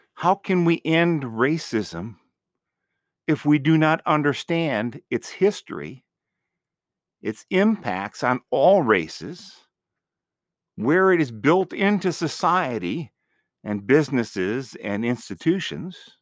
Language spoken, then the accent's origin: English; Green Bay, Wisconsin, United States; moved away as an adult; now in North Carolina, United States; I grew up in Green Bay in an area that was pretty much all white.